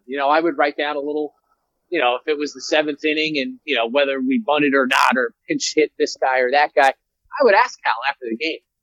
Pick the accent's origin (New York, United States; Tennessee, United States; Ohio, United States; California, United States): New York, United States; New York City; growing up in the Bronx as a Yankee fan